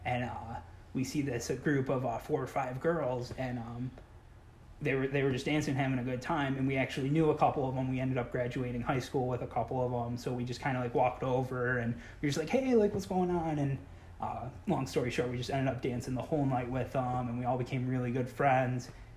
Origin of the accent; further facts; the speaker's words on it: Lewiston, United States; growing up in Lewiston, like, there's only, like, it is a great place to grow up